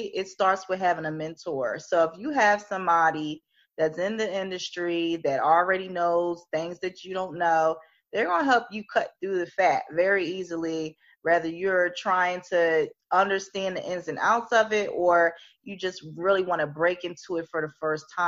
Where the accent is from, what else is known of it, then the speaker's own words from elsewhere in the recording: Philadelphia, Pennsylvania, United States; I'm from Philly